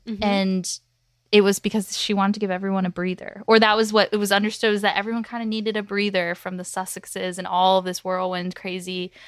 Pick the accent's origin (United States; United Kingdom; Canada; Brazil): United States; especially as an American.